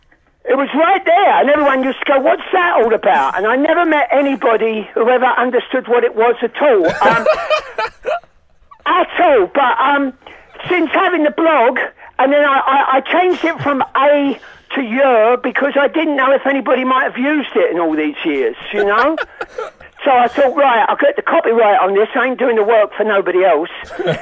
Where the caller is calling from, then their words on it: New York, United States; Yeah, I'm speaking from New York, where I live